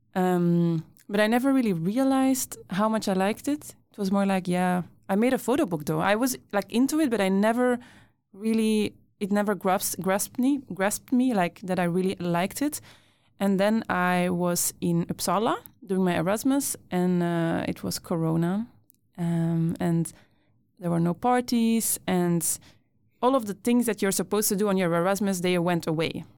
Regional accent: Brussels, Brussels-Capital Region, Belgium; moved away as an adult; now in Sweden; I grew up in Brussels, so really like city, city. And now that I live in Sweden

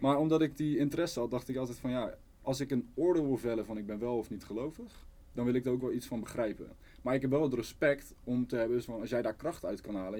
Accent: Rotterdam, South Holland, Netherlands; Ik ben opgegroeid in Zuid

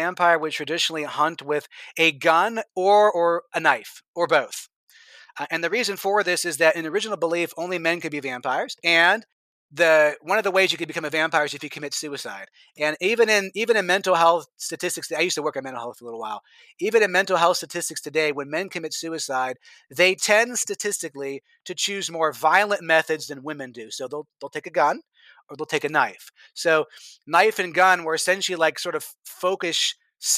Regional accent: United States; born or raised there

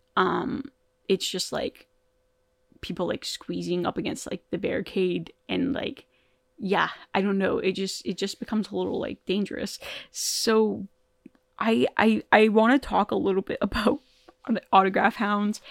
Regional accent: Toronto, Ontario, Canada; I'm from Toronto

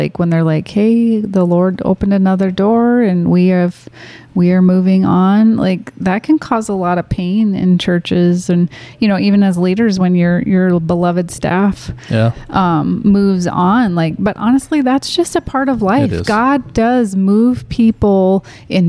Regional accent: Minnesota, United States; moved away; also born or lived in Michigan; which felt closer to home for me because I grew up in Minnesota

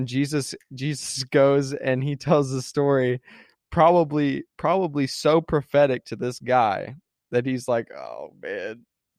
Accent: Texas, United States; Yeah, it's being from Texas. Like, yeah, I'm from Texas, you know.

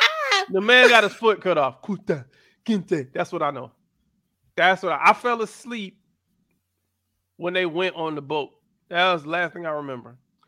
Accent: Miami, Florida, United States; also born or lived in Atlanta; I was born in Atlanta, raised in Miami. That's where I'm from.

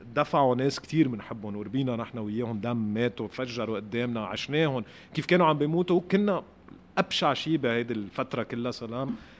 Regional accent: Lebanon; انا مواطن لبناني

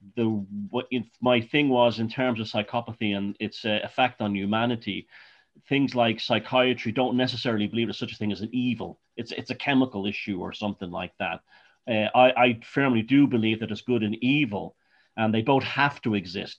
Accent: Ireland; I was born in Ireland

